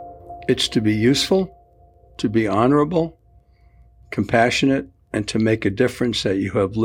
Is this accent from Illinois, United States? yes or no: no; New York City, New York, United States; I grew up in the Bronx in New York City.